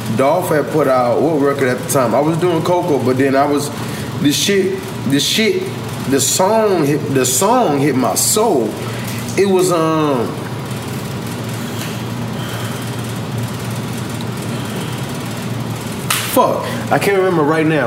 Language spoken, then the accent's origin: English; Long Beach, California, United States; I'm from Long Beach.